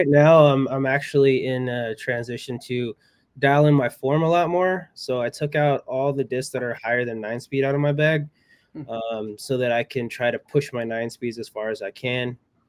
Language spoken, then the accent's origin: English; California, United States; I grew up playing in the Redwood Curtain, but I learned how to play in the Redwood Curtain, and that was in Humboldt County.